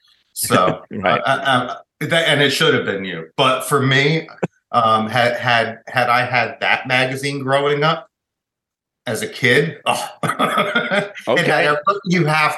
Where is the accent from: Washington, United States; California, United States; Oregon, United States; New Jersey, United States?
New Jersey, United States; Garfield; the epicenter is probably Garfield, which is where I grew up.